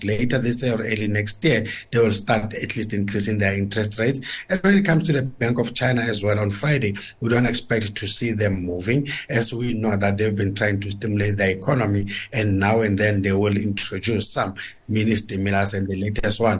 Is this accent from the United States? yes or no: no; South Africa; us as South African consumers